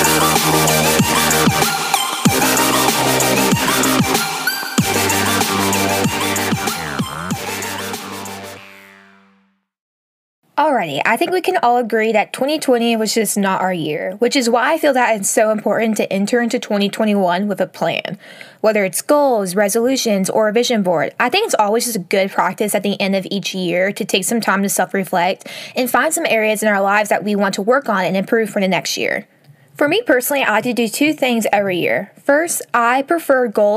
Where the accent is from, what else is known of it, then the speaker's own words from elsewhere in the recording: Texas, United States; moved away as an adult; now in Alabama, United States; I'm currently in my hometown where I grew up. I've been here since Thanksgiving and just kind of spent the holiday season working from here rather than traveling back and forth from Texas to Alabama